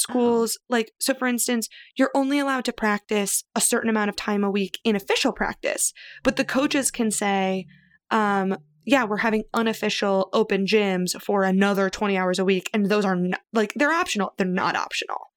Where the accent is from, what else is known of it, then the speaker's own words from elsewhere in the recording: Missouri, United States; also born or lived in New York area; now in New York, United States; I grew up in Missouri